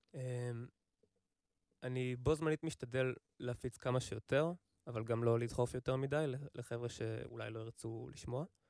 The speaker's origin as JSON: {"language": "Hebrew", "area": "Kfar Haruvim", "region": "Central District", "country": "Israel", "said": "אני מכפר חרוצים"}